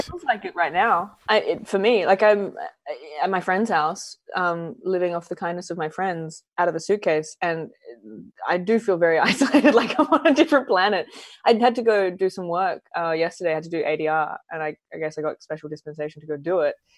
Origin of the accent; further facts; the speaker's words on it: Adelaide, South Australia, Australia; moved away as an adult; also born or lived in New York; I grew up in Adelaide in South Australia.